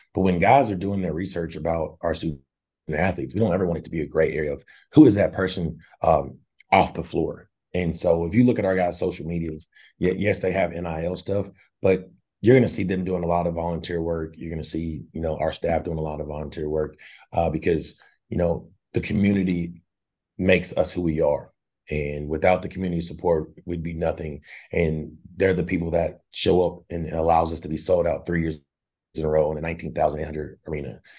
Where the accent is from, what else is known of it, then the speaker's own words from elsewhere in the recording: Northwest Arkansas, United States; I grew up in Northwest Arkansas